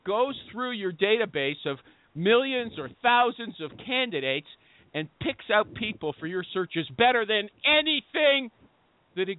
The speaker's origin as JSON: {"language": "English", "country": "Canada", "said": "I'm Canadian"}